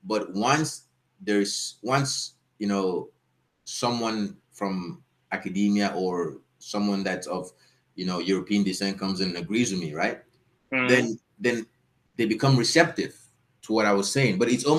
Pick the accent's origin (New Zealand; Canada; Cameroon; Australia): Cameroon